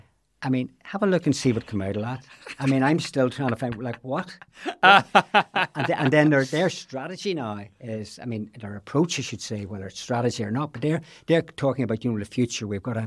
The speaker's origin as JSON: {"language": "English", "town": "Belfast", "region": "Northern Ireland", "country": "United Kingdom", "said": "Maybe it's the old boy from Belfast scenario comes"}